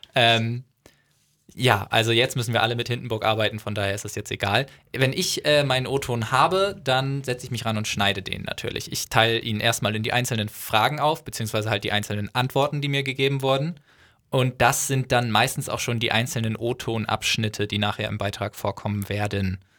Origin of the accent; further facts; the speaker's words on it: North Frisian, Schleswig-Holstein, Germany; dass ich Nordfriese bin